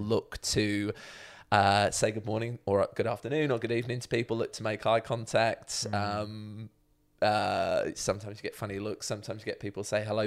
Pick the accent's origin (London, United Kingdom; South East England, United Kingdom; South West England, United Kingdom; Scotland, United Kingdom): South East England, United Kingdom; Chalfont St Peter; moved away as an adult; now in Melbourne, Australia; I was born in mm. Chalfont St. Peter